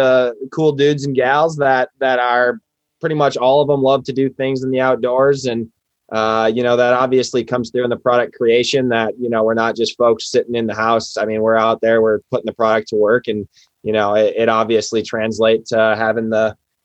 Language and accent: English; Wisconsin, United States; moved away as an adult; also born or lived in Iowa; I grew up in Wisconsin, went to school at Iowa State